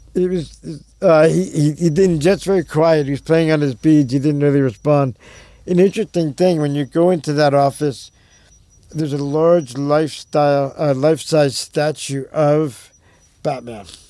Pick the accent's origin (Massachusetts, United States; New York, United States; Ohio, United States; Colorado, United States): New York, United States; Long Island; also born or lived in Berkeley, California; now in Detroit area, United States; I grew up on Long Island in New York